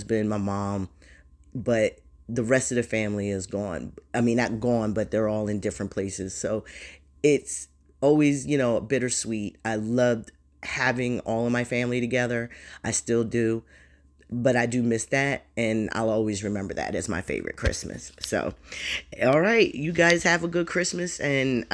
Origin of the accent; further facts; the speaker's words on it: Jersey Shore, New Jersey, United States; I'm from New Jersey, Jersey Shore, proud, very proud to be a Shore girl.